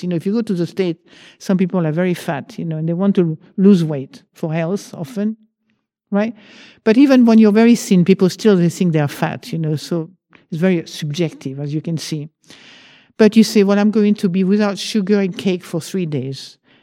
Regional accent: France; accent: French; English is a second language; now in United Kingdom; I still have a French accent

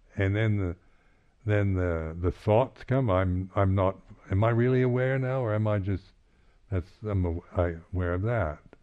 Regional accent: United States; being American

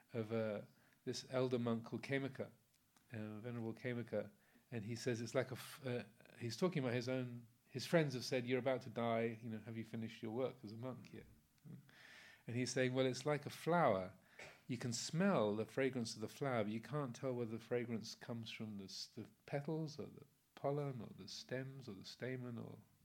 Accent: England, United Kingdom; I'm English, I've got an American passport as well

